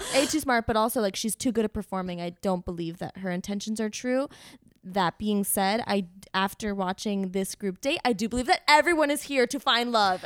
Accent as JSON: {"language": "English", "town": "Miami", "region": "Florida", "country": "United States", "tie": "born or raised there", "moved": "yes", "said": "I grew up in Miami."}